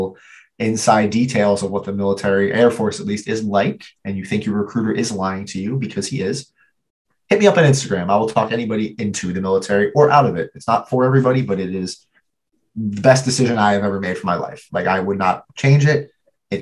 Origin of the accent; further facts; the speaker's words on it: New Jersey, United States; I grew up in New Jersey